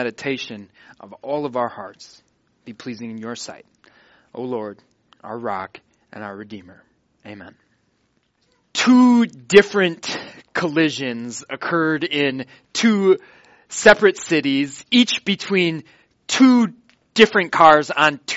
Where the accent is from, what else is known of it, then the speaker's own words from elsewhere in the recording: Watertown, Wisconsin, United States; I'm in Watertown, Wisconsin, my hometown.